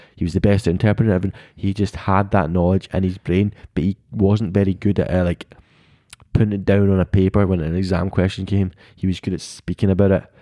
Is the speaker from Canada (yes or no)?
no; United Kingdom; we, as British people